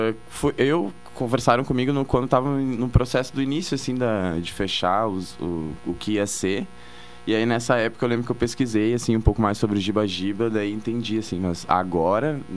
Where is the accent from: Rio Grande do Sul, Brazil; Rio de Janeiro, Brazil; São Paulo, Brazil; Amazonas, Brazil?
Rio Grande do Sul, Brazil; Porto Alegre; moved away as an adult; now in Pelotas, Brazil; Sou de Porto Alegre.